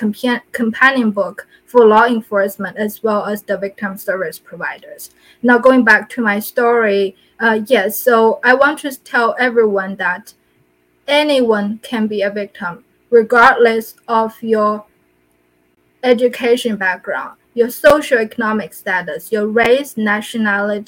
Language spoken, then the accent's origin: English; China; moved away; I'm from China